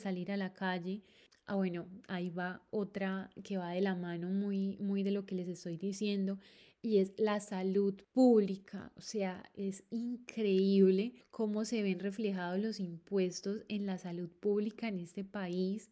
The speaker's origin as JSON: {"language": "Spanish", "country": "Colombia", "moved": "as an adult", "lives_now": "Barcelona, Spain", "said": "mi opinión como colombiana viviendo acá en Barcelona"}